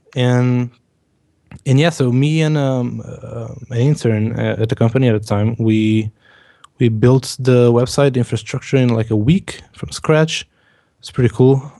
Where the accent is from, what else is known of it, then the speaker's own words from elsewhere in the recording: Portugal; English is a second language; I'm from Portugal